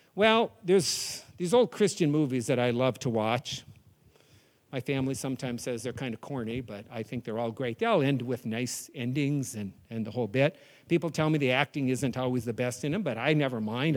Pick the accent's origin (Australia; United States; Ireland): United States; New England; I'm from New England